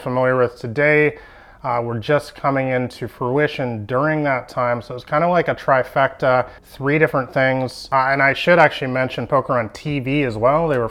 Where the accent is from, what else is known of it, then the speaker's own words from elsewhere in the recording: Vancouver, British Columbia, Canada; I'm from Vancouver, Canada